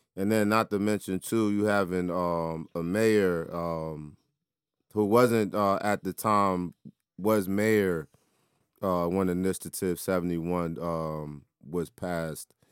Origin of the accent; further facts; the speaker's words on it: Washington, District of Columbia, United States; inside my hometown